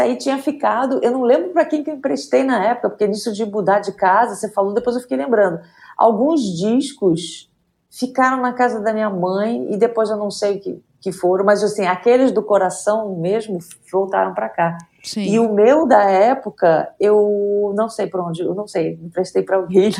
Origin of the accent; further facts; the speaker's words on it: Rio de Janeiro, Brazil; now in São Paulo, Brazil; eu nasci no Rio de Janeiro, fui criado no Rio de Janeiro, mas moro em São Paulo a maior parte da, da minha vida.